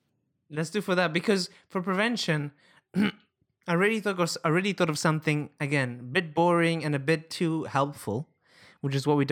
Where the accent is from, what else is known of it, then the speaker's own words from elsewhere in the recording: Italy; English is a second language; because in my hometown it's a very common thing. Everywhere I walk